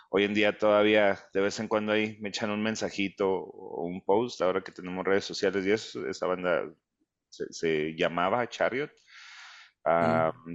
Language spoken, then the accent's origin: Spanish; United States; now in Zapopan, Mexico; crecí en los Estados Unidos.